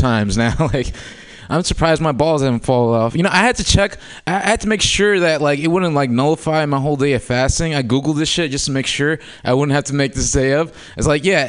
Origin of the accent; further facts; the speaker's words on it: Oakland, California, United States; also born or lived in Humboldt County; I was born and raised in Oakland before it was gluten-free.